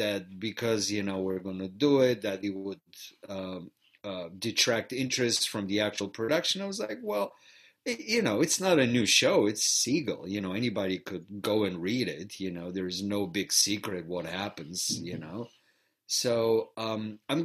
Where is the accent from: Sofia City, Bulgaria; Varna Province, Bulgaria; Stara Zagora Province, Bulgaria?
Varna Province, Bulgaria; Varna; first language Bulgarian; English is a second language; moved away as an adult; now in Chicago, United States; growing up in Bulgaria, I was exposed to theater very early on in my life